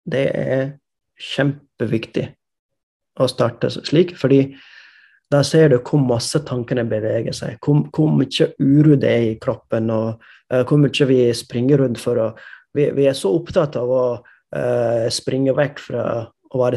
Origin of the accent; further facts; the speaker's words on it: India; Måten jeg vokste opp i India, hadde ikke datamaskin, hadde ikke internett da jeg var liten.